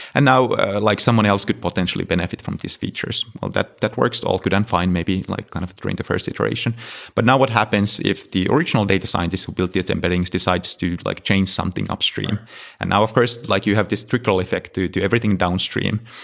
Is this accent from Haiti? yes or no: no; Finland; moved away; I'm originally from Finland, so I was in, uh, working at University of Helsinki